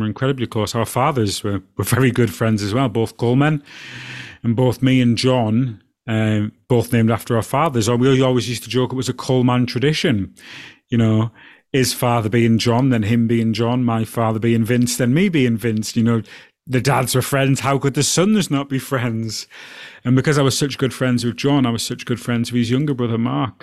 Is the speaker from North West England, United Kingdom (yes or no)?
yes; Alston, North West England, United Kingdom; growing up from my hometown of Alston